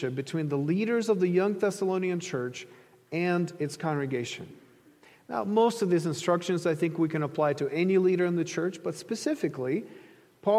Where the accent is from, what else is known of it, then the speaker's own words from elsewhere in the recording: Ukraine; moved away; I grew up in Ukraine